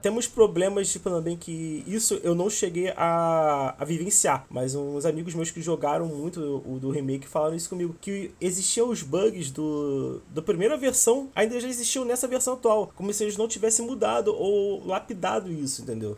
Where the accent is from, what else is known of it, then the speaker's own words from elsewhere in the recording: Rio de Janeiro, Brazil; accent: carioca; eu sou carioca, como podem perceber pelo sotaque